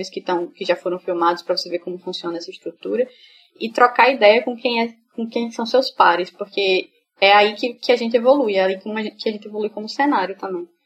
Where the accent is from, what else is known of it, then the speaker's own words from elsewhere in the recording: Feira Nova, Sergipe, Brazil; eu sou do interior, sou da cidade do interior daqui de Sergipe, que é Feira Nova. E eu tava indo pra Feira Nova